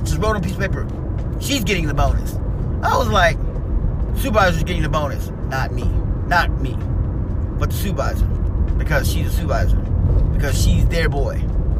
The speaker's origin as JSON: {"language": "English", "region": "Missouri", "country": "United States", "tie": "born there", "said": "I went back home to where I was from. And that would have been Missouri. That's where I'm from. I was born in Missouri. I was born in Missouri, but wasn't raised in Missouri."}